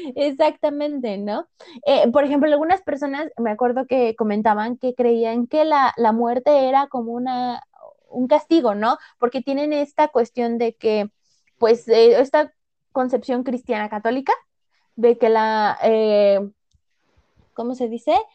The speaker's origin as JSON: {"language": "Spanish", "country": "Mexico", "said": "nosotros como mexicanos"}